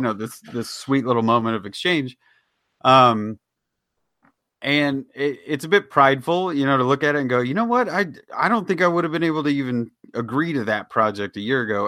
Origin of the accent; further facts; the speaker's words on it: Kansas City, Missouri, United States; moved away; my hometown team